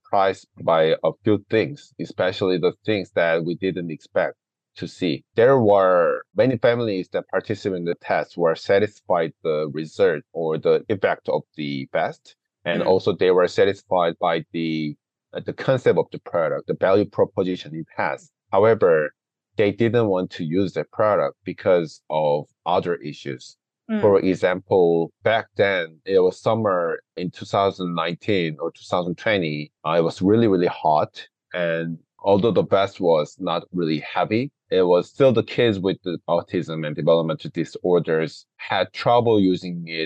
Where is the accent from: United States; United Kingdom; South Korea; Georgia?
South Korea; moved away as an adult; now in Vancouver, Canada; I grew up in Korea, graduated high school over there, and came to Canada and finished my university bachelor's degree here